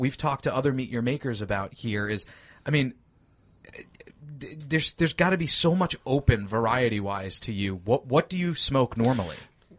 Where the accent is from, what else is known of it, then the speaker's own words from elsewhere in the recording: New York, United States; moved away; I'm from New York.